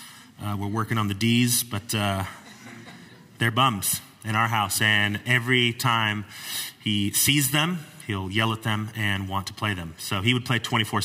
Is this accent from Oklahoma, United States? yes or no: no; Wildomar, California, United States; I grew up here in the Temecula Valley. I grew up in what is now Wildomar, what was formerly Lake Elsinore, 909 area code back then